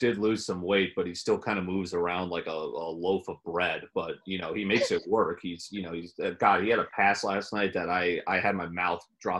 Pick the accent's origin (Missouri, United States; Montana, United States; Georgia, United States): Missouri, United States; St. Louis; I'm from St. Louis.